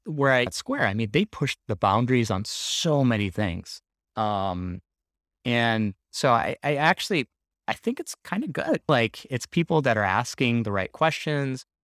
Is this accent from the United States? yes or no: yes; Minneapolis, Minnesota, United States; moved away as an adult; also born or lived in Bay Area; We are actually based out of Minneapolis, which is my hometown